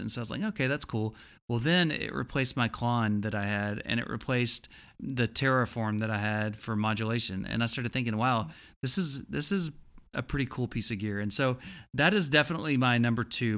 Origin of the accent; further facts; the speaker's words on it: Texas, United States; I'm from Texas